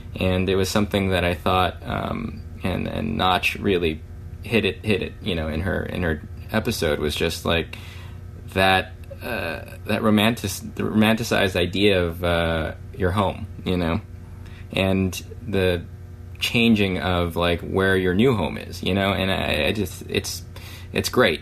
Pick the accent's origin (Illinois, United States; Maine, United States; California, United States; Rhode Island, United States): California, United States; born or raised there